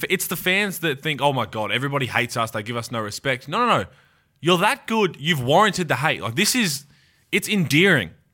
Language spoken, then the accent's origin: English; Australia; our Australian culture, you're right, backyard cricket or on the beach